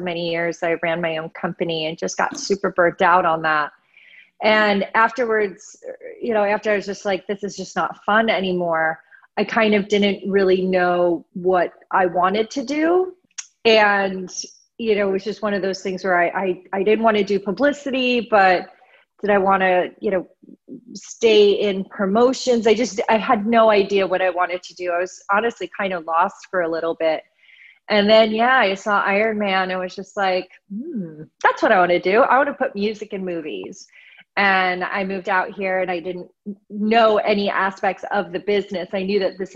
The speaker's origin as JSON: {"language": "English", "region": "New Jersey", "country": "United States", "tie": "born or raised there", "also_born_or_lived": "Boston", "moved": "yes", "lives_now": "Los Angeles, United States", "said": "I grew up in New Jersey"}